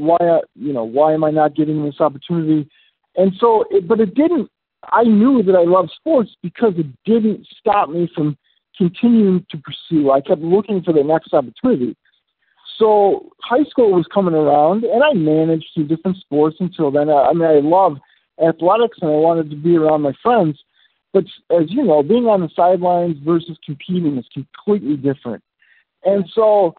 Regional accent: Chicago, Illinois, United States; I grew up in the Chicagoland area

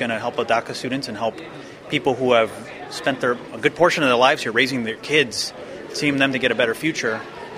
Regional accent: Chicago, Illinois, United States; I'm an electrical and computer engineering major, and I'm from Chicago, Illinois.

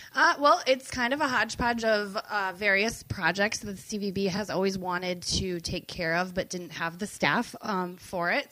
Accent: Glenn, Michigan, United States; I grew up in Glen

